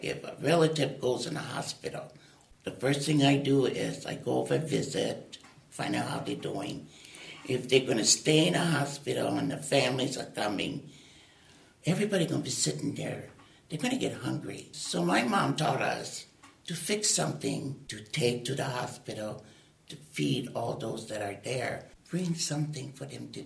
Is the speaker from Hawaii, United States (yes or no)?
yes; Oahu, Hawaii, United States; I was born and raised in Hawaii on the island of Oahu.